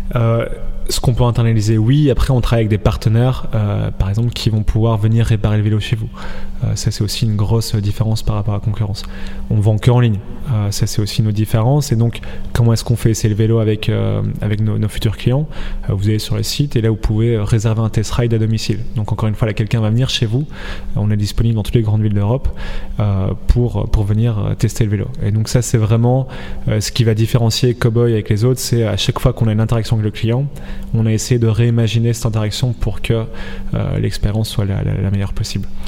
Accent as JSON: {"language": "French", "country": "Belgium", "said": "on est belge, on vient de la même région"}